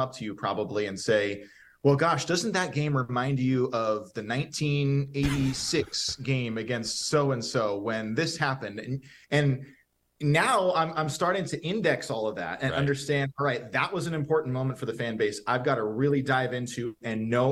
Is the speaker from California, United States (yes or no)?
yes; Bay Area / Santa Cruz, California, United States; born or raised there